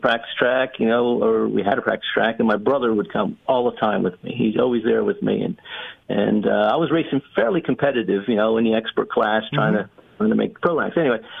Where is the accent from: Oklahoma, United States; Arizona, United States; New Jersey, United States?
New Jersey, United States; now in North Carolina, United States; Yeah, Jersey boy. And, you know, that was, I think, not in Jersey anymore. I actually live in North Carolina.